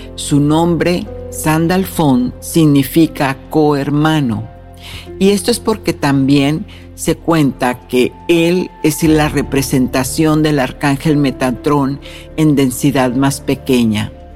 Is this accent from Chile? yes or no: no; Mexico; moved away; fui a mi tierra natal, a México